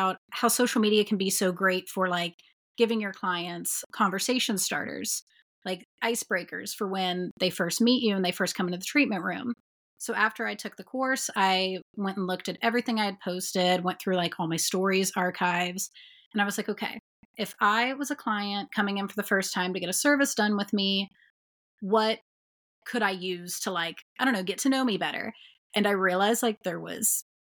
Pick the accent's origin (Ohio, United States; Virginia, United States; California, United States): Ohio, United States; Dayton; So Dayton is my hometown. This is where I'm from